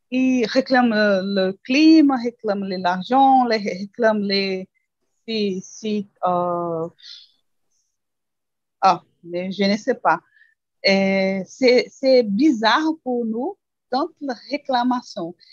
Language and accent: French; Brazil; French is a second language; je suis brésilienne